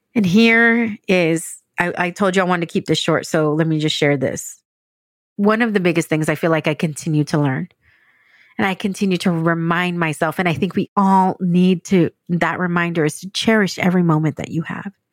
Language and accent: English; San Diego, California, United States; moved away as an adult; also born or lived in Dallas / New York City; now in San Diego, United States; I grew up outside of San Diego, in a suburb of San Diego